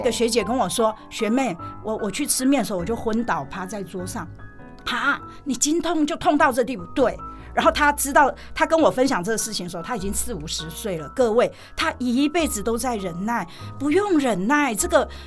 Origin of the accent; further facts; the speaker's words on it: Taiwan; 我们台湾人因为经过很长困苦的历史